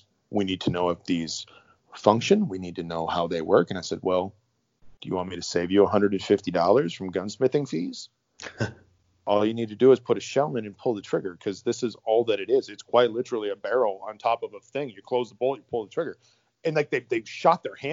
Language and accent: English; Iron Range, Minnesota, United States; moved away; Serbian kid from the Iron Range